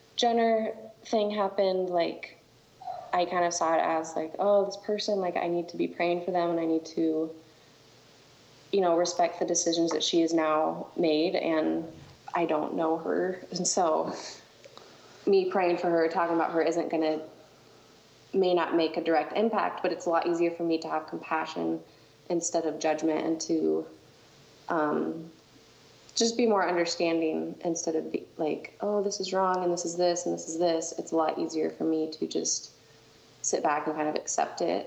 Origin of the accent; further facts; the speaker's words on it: Colorado Springs, Colorado, United States; moved away as an adult; also born or lived in Texas / Alabama; now in North Dakota, United States; I am from Colorado Springs